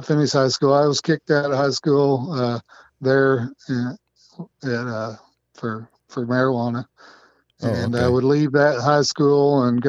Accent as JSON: {"language": "English", "region": "Indiana", "country": "United States", "tie": "born or raised there", "said": "I grew up right here in Indiana"}